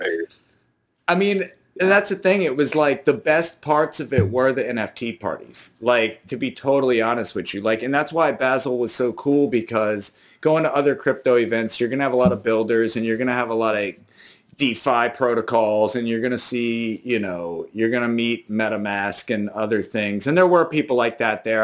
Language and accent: English; New Orleans, Louisiana, United States; I'm from New Orleans